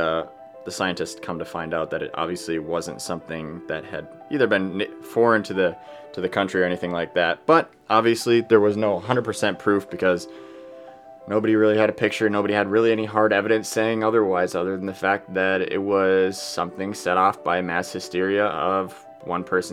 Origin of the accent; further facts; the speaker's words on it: Wausau, Wisconsin, United States; I'm a Wisconsin boy. I was born and raised in Wausau, Wisconsin